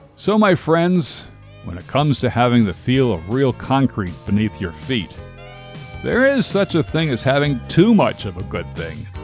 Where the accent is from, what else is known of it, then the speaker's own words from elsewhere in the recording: United States; I grew up in the suburbs but my hometown was only a short bus ride away from New York City